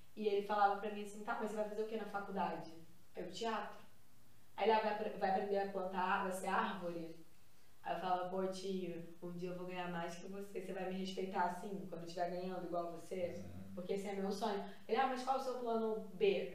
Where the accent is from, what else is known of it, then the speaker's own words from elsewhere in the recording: Nova Iguaçu, Rio de Janeiro, Brazil; Eu já fazia curso de teatro em Nova Iguaçu, que é onde eu nasci, na Baixada